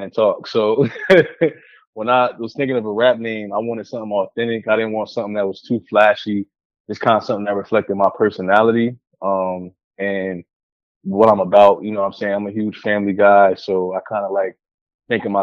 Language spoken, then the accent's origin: English; Willingboro, New Jersey, United States; the street that I grew up on in Willingboro, New Jersey